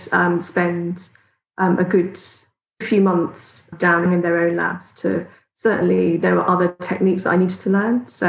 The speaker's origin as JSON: {"language": "English", "region": "South East England", "country": "United Kingdom", "also_born_or_lived": "Glasgow", "moved": "as an adult", "said": "I'm not Scottish. I come from south of London."}